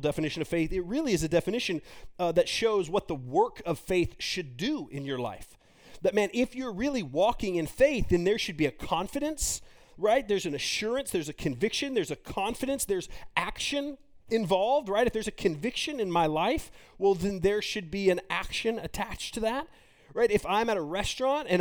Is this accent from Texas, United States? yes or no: yes; Texas, United States; me being from Texas